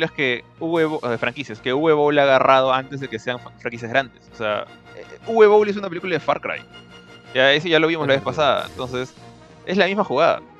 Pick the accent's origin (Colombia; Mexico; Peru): Peru